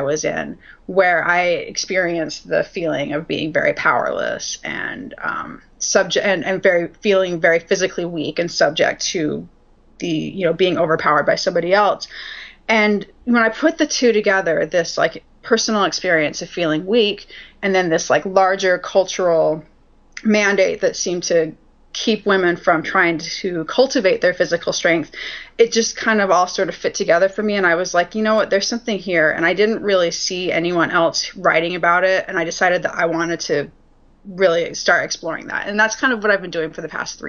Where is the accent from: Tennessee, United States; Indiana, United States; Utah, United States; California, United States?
Utah, United States; I was raised a Mormon in Utah